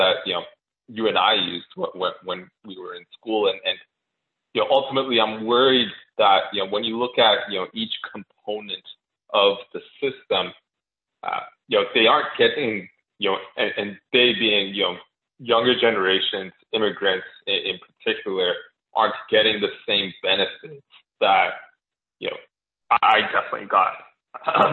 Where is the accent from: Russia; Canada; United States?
Canada; as a Canadian